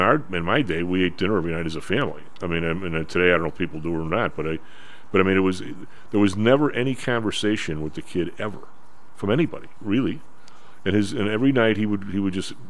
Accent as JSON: {"language": "English", "town": "Chicago", "region": "Illinois", "country": "United States", "tie": "born or raised there", "said": "the St. John Fisher, where we grew up, was kind of a little Irish Catholic ghetto"}